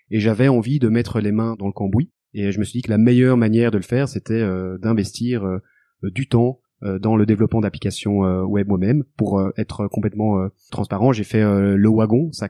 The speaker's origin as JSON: {"language": "French", "region": "Brussels", "country": "Belgium", "accent": "Belgian"}